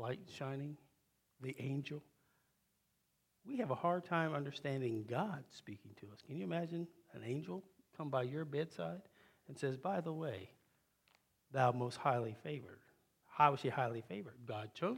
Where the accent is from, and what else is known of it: Wilmington, Ohio, United States